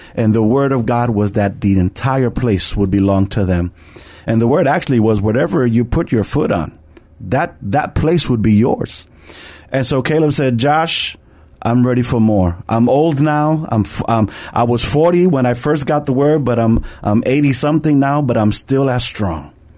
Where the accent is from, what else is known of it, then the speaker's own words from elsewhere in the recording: New York, United States; I'm from New York